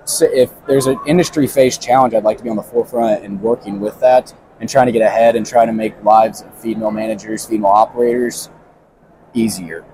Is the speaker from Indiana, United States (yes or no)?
yes; Southern Indiana, United States; I'm from Southern Indiana. I grew up showing pigs and cattle